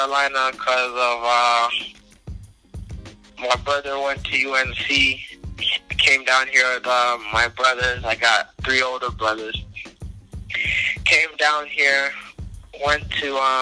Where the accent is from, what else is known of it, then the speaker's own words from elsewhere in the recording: Nairobi, Kenya; moved away as an adult; also born or lived in South Africa; now in United States; I was born in South Africa, but it was during a war or something, from what I heard. And then we went to Kenya like as soon as I was born.